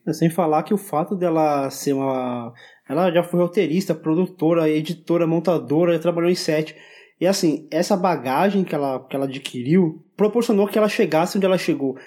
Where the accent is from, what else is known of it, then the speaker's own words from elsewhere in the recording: São Paulo, Brazil; para mim que sou paulista